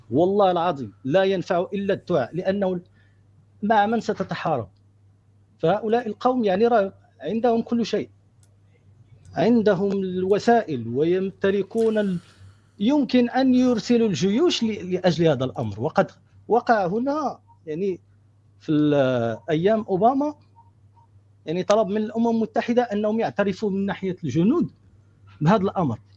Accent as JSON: {"language": "Arabic", "country": "Morocco", "moved": "yes", "lives_now": "United States", "said": "أصلي من المغرب وأنا عايش في أمريكا الآن"}